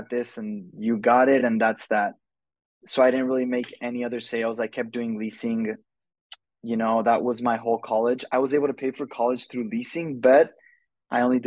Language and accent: English; El Paso, Texas, United States; I'm from El Paso, Texas